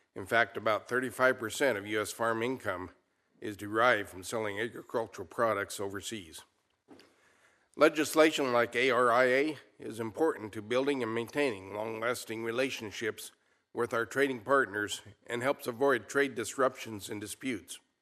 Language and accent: English; Molina, Colorado, United States; I'm a rancher from Molina, Colorado. Ours is a fourth generation mountain ranch